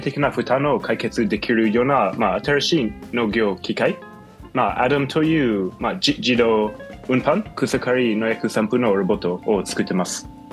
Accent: United States; Japanese is a second language; also born or lived in Israel; now in Japan; もともとイスラエルに生まれて、うん、その後にはアメリカに育ちました

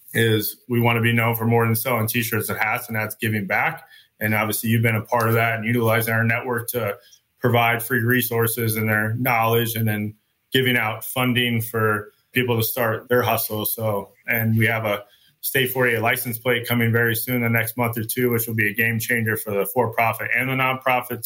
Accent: Chandler, Arizona, United States; I was born and raised in Chandler

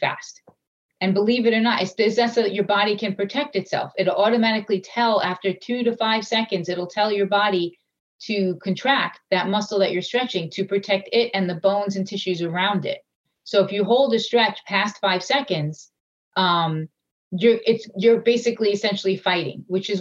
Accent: Long Island, New York, United States; I'm from Long Island

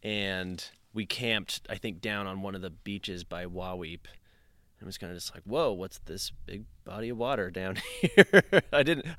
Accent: Salt Lake City, Utah, United States; I'm the executive director of Glen Canyon Institute. I was born and raised in Salt Lake City, Utah. I'm 36 years old

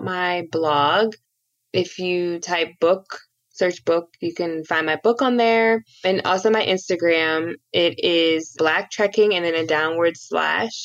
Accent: Cleveland, Ohio, United States; I grew up watching LeBron in Cleveland.

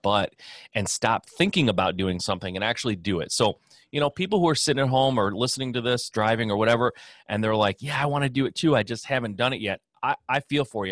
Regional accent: Michigan, United States; born and raised in Michigan

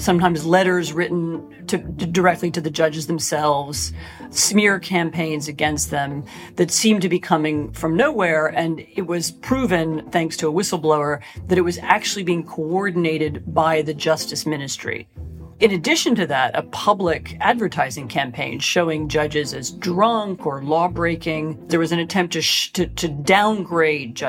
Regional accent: United States; moved away as an adult; now in Poland; I am American. I've lived for many years in Poland.

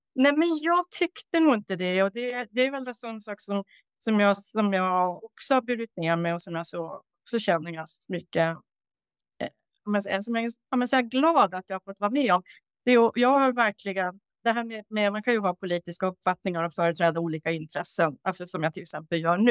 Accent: Norrbotten County, Sweden; moved away as an adult; also born or lived in Uppsala / Stockholm; jag då flyttade från Norrbotten där jag är uppvuxen

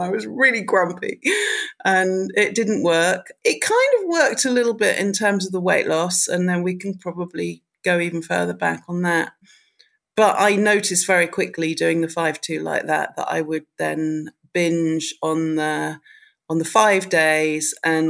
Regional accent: United Kingdom; because being a Brit, there's the whole Michael Mosley thing.

